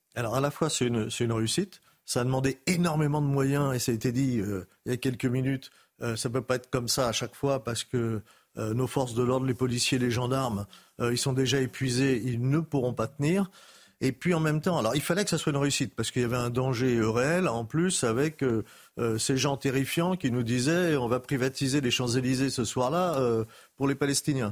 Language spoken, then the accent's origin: French; Paris, Île-de-France, France; moi, je suis né à Paris